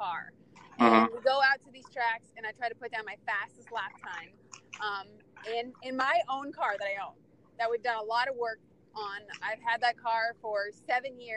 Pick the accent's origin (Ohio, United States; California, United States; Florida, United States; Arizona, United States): Arizona, United States; Phoenix; I'm from Phoenix, Arizona, and I'm a time attack driver